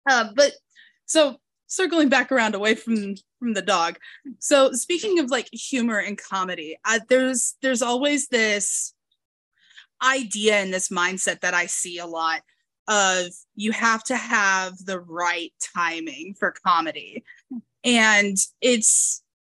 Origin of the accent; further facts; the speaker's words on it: Kentucky, United States; accent: thick Kentucky Southern; I grew up in uh, the Midwest and the southern states in the United States and I fight my natural accent a lot. My natural accent is that that thick Kentucky, you know, Southern accent, and I fight it so much because I hate it.